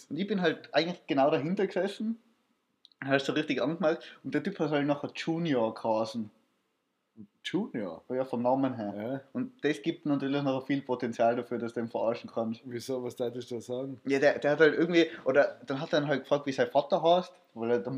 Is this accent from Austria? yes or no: yes; Austria; ich habe halt gesagt, ich bin aus Österreich